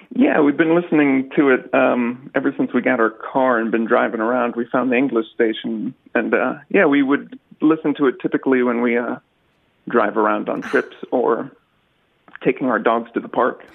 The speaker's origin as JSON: {"language": "English", "area": "Kennedy Space Center area", "region": "Florida", "country": "United States", "also_born_or_lived": "Seattle / North Carolina", "moved": "yes", "lives_now": "South Korea", "said": "I'm originally from uh, Florida, the Kennedy Space Center area"}